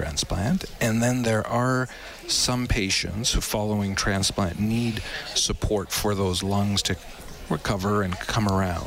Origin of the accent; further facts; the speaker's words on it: Edmonton, Alberta, Canada; moved away as an adult; I'm originally from Edmonton, and I was away for several years